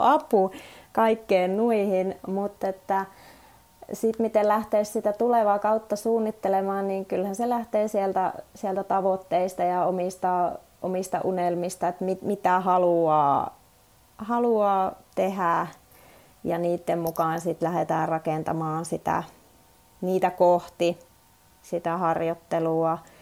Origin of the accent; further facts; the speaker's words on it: Suomussalmi, Kainuu, Finland; moved away; mä oon itse Suomussalmelta lähtöisin, lapsuuteni siellä asunut